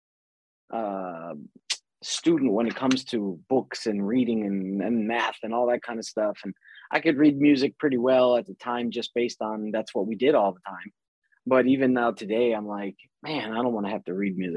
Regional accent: Chicago, Illinois, United States; moved away as an adult; now in California, United States; I grew up in Chicago, born and raised out there in 78

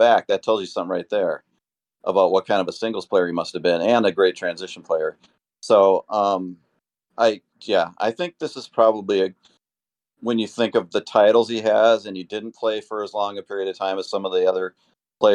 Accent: Minnesota, United States; I grew up in Minnesota

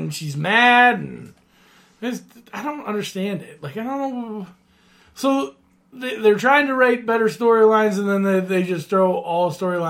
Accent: Pennsylvania, United States; I'm from Pennsylvania

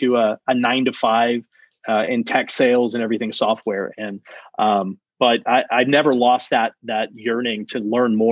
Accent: South Texas, United States; also born or lived in Maryland; now in Austin, United States; I grew up in South Texas, right along the border of Mexico. My father moved there from Maryland, actually, where I was born, but I moved pretty young

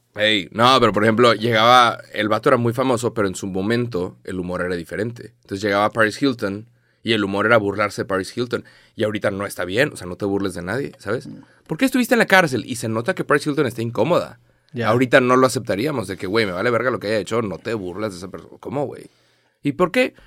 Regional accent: Monterrey, Nuevo León, Mexico; soy de Monterrey

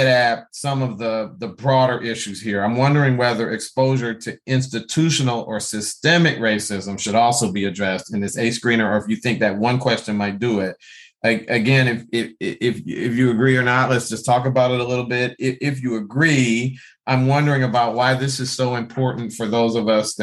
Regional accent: Detroit, Michigan, United States; I grew up Black in Detroit

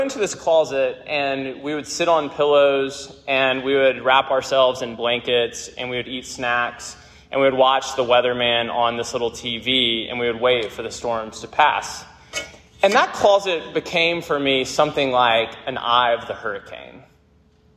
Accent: Memphis, Tennessee, United States; I grew up in Memphis, Tennessee

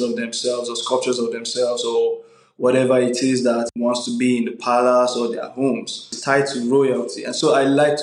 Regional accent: Nigeria; As a Nigerian

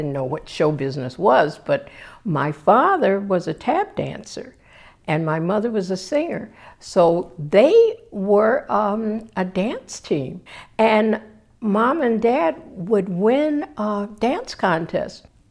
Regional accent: Paw Paw, Michigan, United States; moved away as an adult; also born or lived in New York; I'm from Michigan

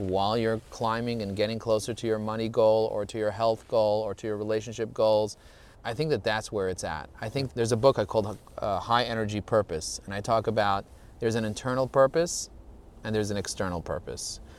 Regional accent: New York City, New York, United States; I grew up in Borough Park, and still, even in Borough Park, there was a lot of anti Semitism.

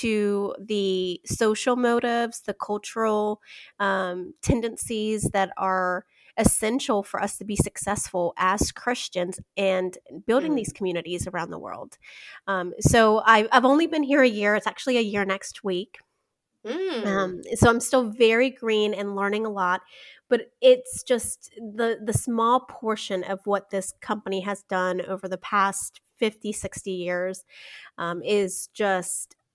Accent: Chihuahua, Mexico; now in Charlotte, United States; I'm actually born and raised in Mexico, right across the border in Chihuahua, Mexico.

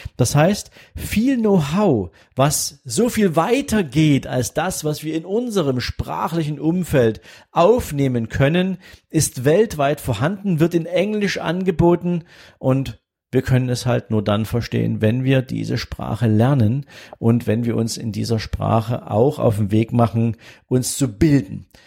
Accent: Germany; first language German; ich bin Deutscher

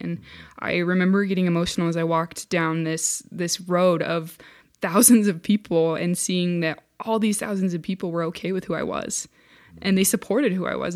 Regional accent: Centerville, Utah, United States; I grew up in Centerville, Utah, which is a, a little tiny town

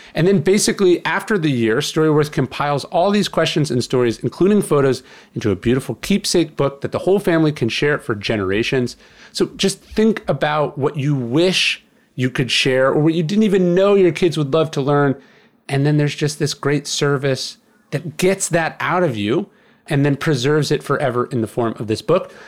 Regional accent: California, United States; I grew up in California

